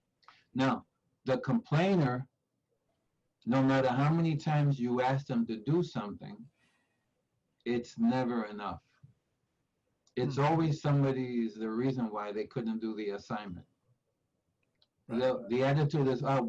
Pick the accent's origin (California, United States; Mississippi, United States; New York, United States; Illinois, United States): New York, United States; New York City; I grew up in Spanish Harlem at Barrio, and in this 1952 born, so in the 50s, 60s, in East Harlem